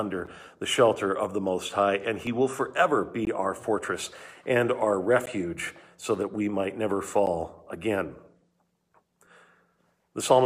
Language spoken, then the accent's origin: English; Southern California, United States; moved away; I grew up in Southern California